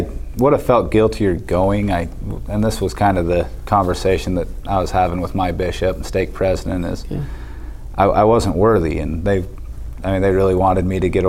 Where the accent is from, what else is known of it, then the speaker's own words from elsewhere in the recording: Delta, Utah, United States; also born or lived in Cedar City, Utah; I was born in Cedar City, Utah. I moved to Delta shortly after.